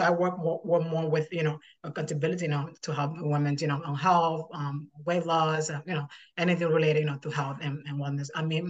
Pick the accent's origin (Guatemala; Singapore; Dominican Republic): Dominican Republic; moved away as an adult; now in New York City, United States; Well, I'm from Dominican Republic, but right now I live in New York City with my husband and my three kids.